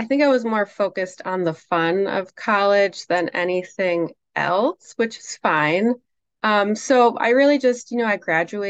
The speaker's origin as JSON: {"language": "English", "area": "near Syracuse", "region": "upstate New York", "country": "United States", "tie": "born or raised there", "said": "I grew up in New York, upstate New York. So near Syracuse"}